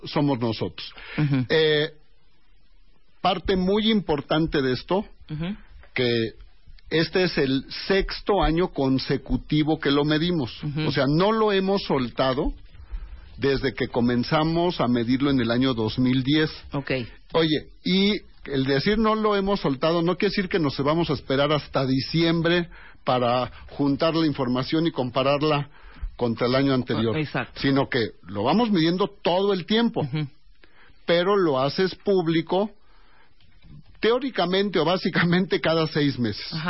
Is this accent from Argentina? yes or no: no; Mexico City, Mexico; somos una sociedad muy diferente al resto de nuestro país. Todos somos mexicanos